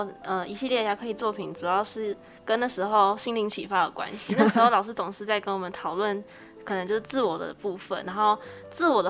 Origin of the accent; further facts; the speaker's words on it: Taichung, Taiwan; 因为我是在台中市中区那边长大的，那那边现在比较比较没落